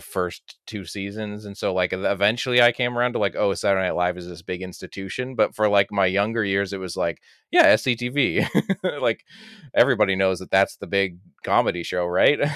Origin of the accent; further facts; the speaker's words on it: Canada; as a Canadian, like, you know, born in, in the eighties and grew up late eighties into the nineties